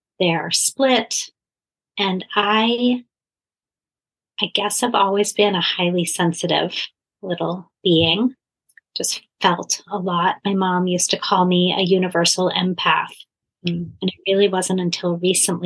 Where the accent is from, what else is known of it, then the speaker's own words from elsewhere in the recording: Philadelphia, Pennsylvania, United States; I grew up in Philadelphia